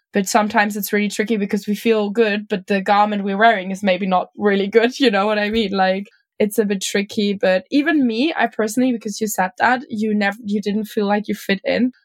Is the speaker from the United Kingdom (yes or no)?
no; Germany; I'm from Germany, from like a kind of not small, but like definitely smaller city.